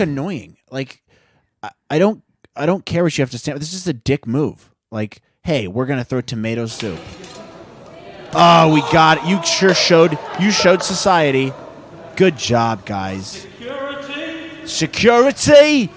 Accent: Midwest, United States; growing up in the Midwest

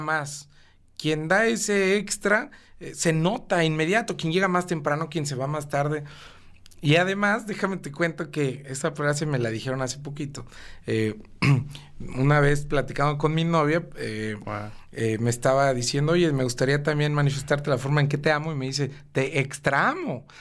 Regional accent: Cuernavaca, Morelos, Mexico; also born or lived in Mexico City; yo llegué a vivir a Cuernavaca en el año 2000, tenía 10 años.

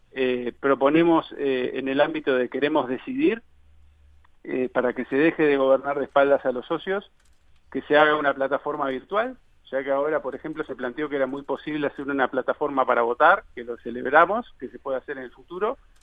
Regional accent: Montevideo, Uruguay; moved away as an adult; soy de Montevideo, tengo 36 años

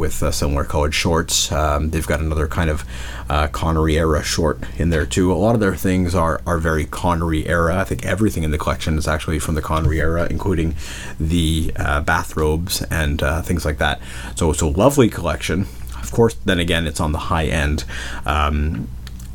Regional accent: Montreal, Quebec, Canada; now in Quebec City, Canada; there in Montreal, my hometown

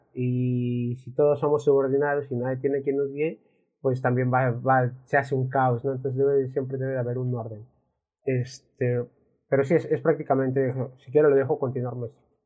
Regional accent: Mexico; al menos aquí en México, y hablamos de México porque somos de México

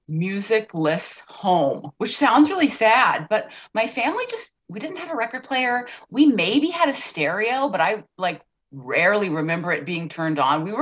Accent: Atlanta, Georgia, United States; I was born in Atlanta, Georgia.

